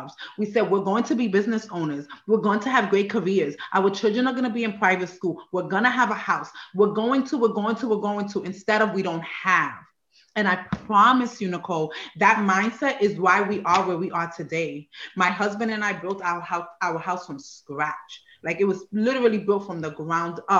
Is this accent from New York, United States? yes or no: yes; New York, United States; moved away as an adult; also born or lived in Puerto Rico; now in Maryland, United States; I was born on the island of Puerto Rico and came to New York when I was about 5. And then I was just in New York for the rest of my young adult years